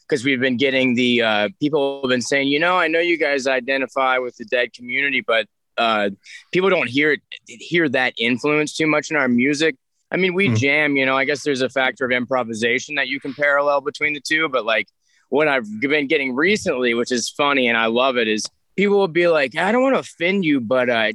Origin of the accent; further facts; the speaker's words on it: Alabama, United States; I grew up in Alabama